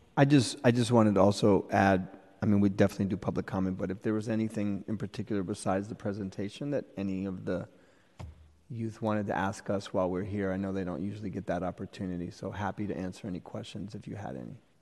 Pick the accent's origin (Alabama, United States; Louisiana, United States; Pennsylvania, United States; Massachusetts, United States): Massachusetts, United States; Boston; also born or lived in Cambridge, Massachusetts; now in San Francisco, United States; I grew up in Boston and Cambridge